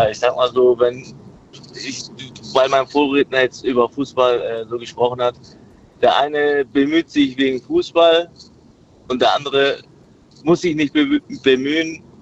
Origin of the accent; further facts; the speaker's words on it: Turkey; ich weiß, wir kommen ursprünglich aus der Türkei